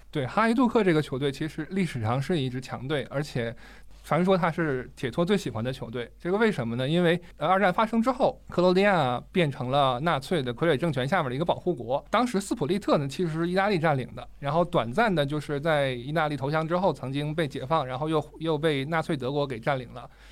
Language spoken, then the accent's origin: Chinese; China